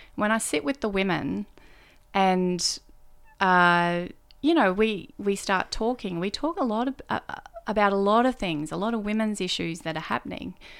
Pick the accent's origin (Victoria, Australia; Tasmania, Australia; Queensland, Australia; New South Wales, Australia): New South Wales, Australia; Kingscliff; moved away as an adult; also born or lived in Brisbane / Canberra; now in Melbourne, Australia; I grew up in Kingscliff. Kingscliff is a town in northern New South Wales